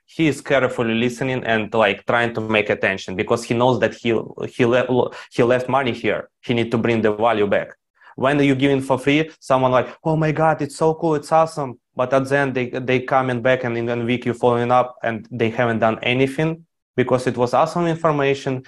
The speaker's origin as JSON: {"language": "English", "country": "Ukraine", "tie": "born or raised there", "said": "I grew up in Ukraine."}